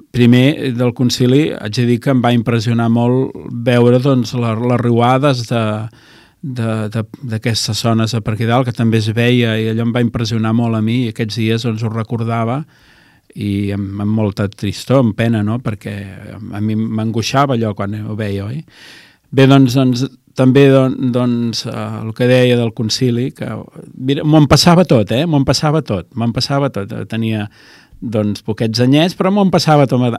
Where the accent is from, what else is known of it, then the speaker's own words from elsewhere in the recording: L'Hospitalet de Llobregat, Catalonia, Spain; Jo sóc fill d'Hospitalet, de, de, de Llobregat, eh? de, de Barcelona, de província de Barcelona.